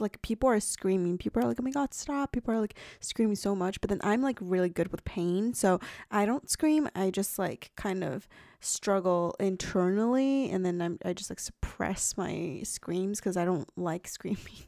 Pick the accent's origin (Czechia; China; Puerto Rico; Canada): China; moved away; I ate a lot of, like, fruit growing up in China